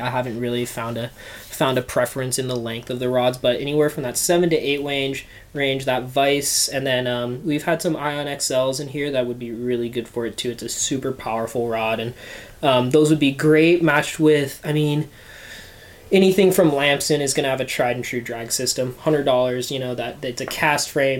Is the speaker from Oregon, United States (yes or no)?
yes; Bend, Oregon, United States; also born or lived in Bozeman; I was born and raised here in Bend